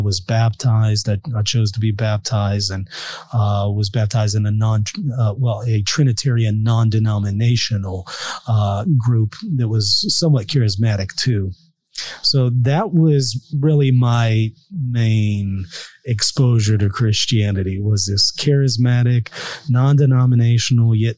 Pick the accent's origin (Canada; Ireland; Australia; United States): United States; Louisiana; also born or lived in New York; I moved back from New York to Louisiana.